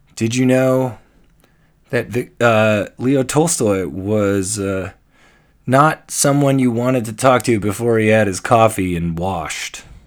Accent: Canada; I'm Canadian

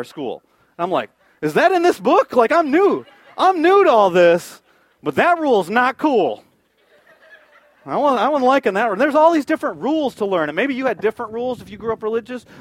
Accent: Michigan, United States; moved away; I'm from Michigan.

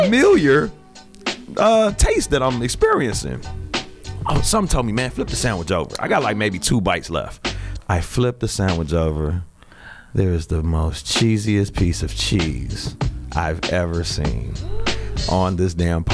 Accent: United States; I'm from Lake County

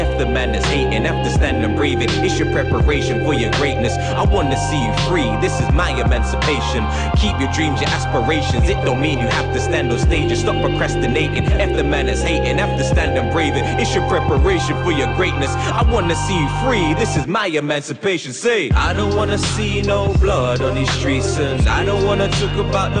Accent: Leytonstone, London, United Kingdom; I'm from Leytonstone, that is my home. East 1-1, yeah, that's the postcode. I don't rep for the manor or rep for a gang. It's just where I'm raised, man, it's not who I am.

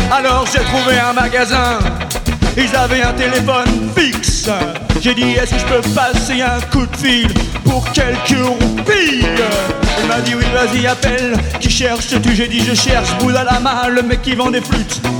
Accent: France; je viens de France pour t'acheter une flûte.

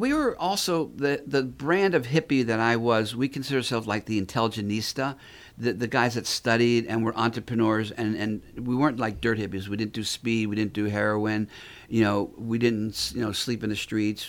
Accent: North Miami, Florida, United States; also born or lived in Philadelphia; So I grew up in North Miami

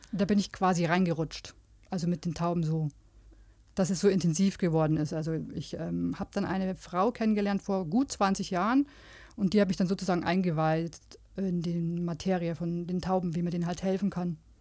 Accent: Munich, Bavaria, Germany; also born or lived in Regensburg; Also die ersten acht Jahre und dann sind wir nach München gezogen.

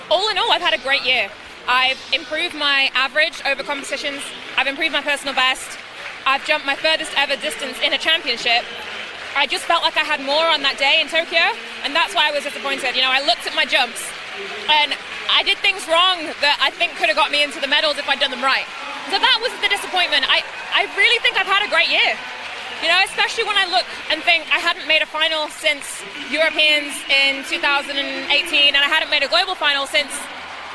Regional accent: Stoke-on-Trent, West Midlands, United Kingdom; my hometown, Stoke-on-Trent

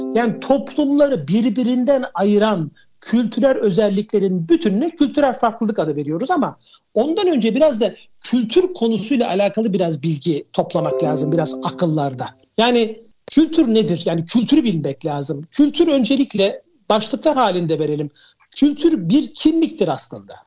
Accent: Turkey; also born or lived in Switzerland; bir Türk olarak

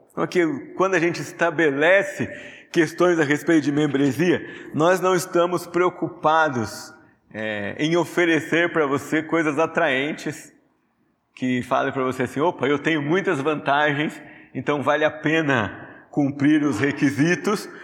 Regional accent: Brazil; nós brasileiros

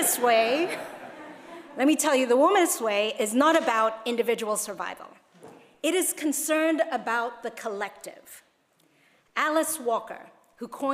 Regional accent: Hong Kong; my youth pastor told me when I was growing up in Hong Kong

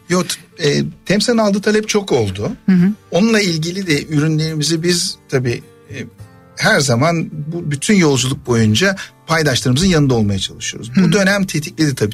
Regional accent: Ankara, Turkey; Ankara'da doğup büyüdüm.

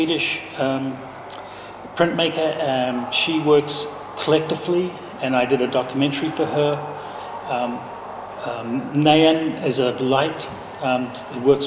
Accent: New Zealand; now in London, United Kingdom; I'm from New Zealand

